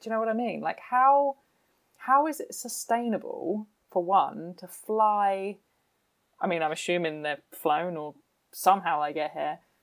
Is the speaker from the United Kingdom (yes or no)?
yes; United Kingdom; I'm British